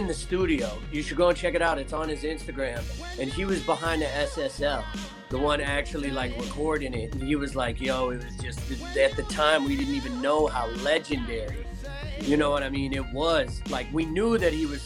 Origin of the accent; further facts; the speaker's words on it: Estes Park, Colorado, United States; I'm originally from Estes Park, Colorado, so I grew up like in the middle of nowhere, Midwest